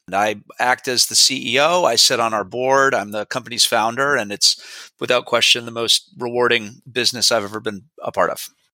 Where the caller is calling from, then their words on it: Beverly, Massachusetts, United States; I'm calling in from Beverly, Massachusetts, a small city north of Boston.